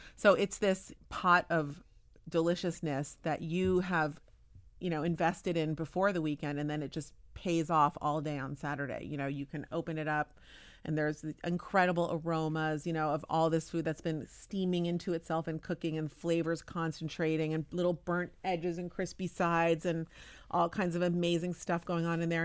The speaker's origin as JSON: {"language": "English", "town": "Palo Alto", "region": "California", "country": "United States", "tie": "born or raised there", "moved": "as an adult", "lives_now": "Tel Aviv, Israel", "said": "I grew up Orthodox Jewish, but I grew up in Palo Alto."}